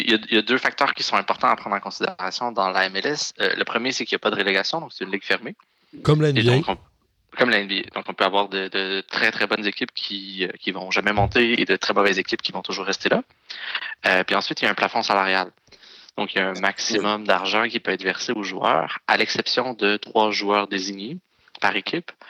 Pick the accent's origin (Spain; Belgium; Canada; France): Canada; Montreal, Quebec; particulièrement désagréable quand on est Montréalais de, le voir sur le terrain.